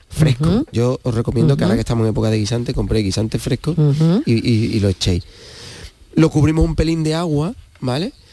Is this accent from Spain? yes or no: yes; Andalusia, Spain; que somos de Huelva tenemos ese concepto metido desde chico.